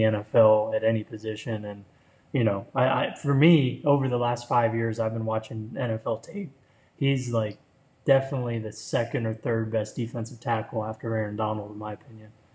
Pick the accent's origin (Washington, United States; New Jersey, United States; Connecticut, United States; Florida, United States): Florida, United States; I grew up in Florida